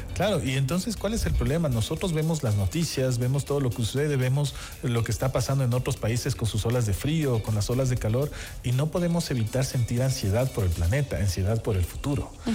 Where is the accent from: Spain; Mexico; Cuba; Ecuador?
Ecuador; esta relación que tenemos con el sol